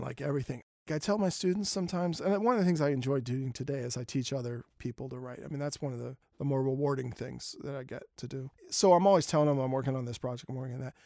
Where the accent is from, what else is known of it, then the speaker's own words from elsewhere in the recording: Philadelphia, Pennsylvania, United States; When I grew up in Germantown, my neighborhood was not the best